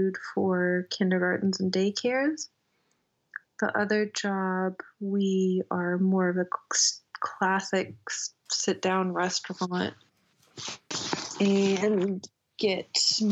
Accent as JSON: {"language": "English", "town": "Asheville", "region": "North Carolina", "country": "United States", "tie": "born or raised there", "moved": "as an adult", "lives_now": "Freiburg, Germany", "said": "I grew up in Asheville. I'm half American, half German."}